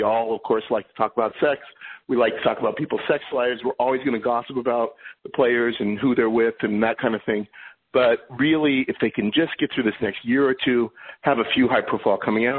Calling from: New York City, New York, United States; I'm calling from New York City.

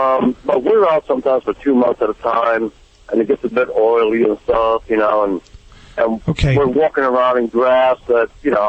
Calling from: Lake Park, Georgia, United States; Well, right now I'm in Lake Park, Georgia. Yes, sir. I'm a truck driver

